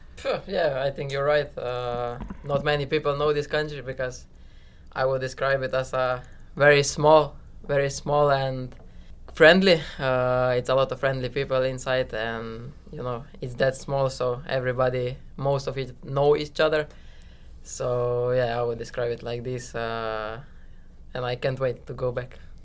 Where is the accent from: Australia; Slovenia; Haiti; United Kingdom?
Slovenia; now in New York, United States; I'm from Slovenia